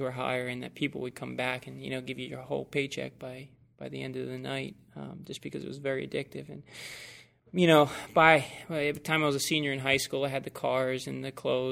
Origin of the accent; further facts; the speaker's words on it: right outside of Atlantic City, New Jersey, United States; I'm from New Jersey, right outside of Atlantic City